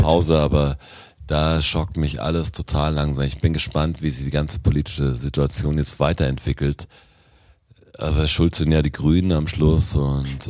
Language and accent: German; Germany; als Deutscher